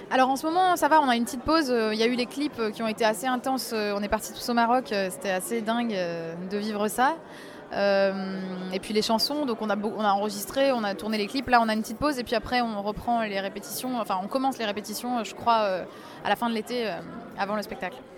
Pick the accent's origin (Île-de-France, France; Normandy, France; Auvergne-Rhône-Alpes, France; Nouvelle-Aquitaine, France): Auvergne-Rhône-Alpes, France; Valence; j'ai grandi à Valence, à côté de Lyon